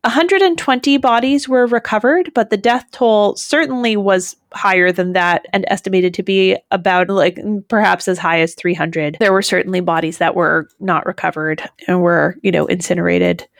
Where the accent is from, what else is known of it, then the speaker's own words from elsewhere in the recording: Massachusetts, United States; I grew up in Massachusetts